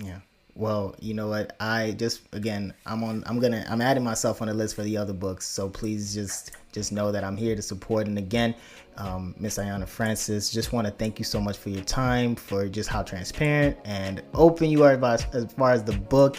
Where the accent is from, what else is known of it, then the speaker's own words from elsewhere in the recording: Lagos, Nigeria; I was born in Lagos, Nigeria